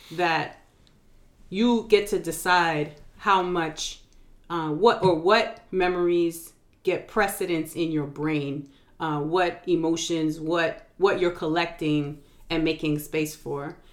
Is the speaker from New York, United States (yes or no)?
yes; New York, United States; now in North Carolina, United States; I'm from New York originally, and it's reminding me of home.